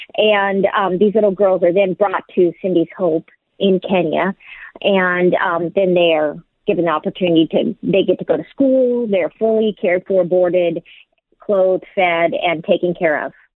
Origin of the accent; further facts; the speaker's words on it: San Diego, California, United States; I'm from San Diego